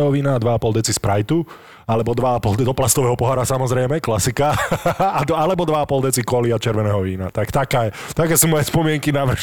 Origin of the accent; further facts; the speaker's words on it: Nitra, Nitra Region, Slovakia; ja som z Nitry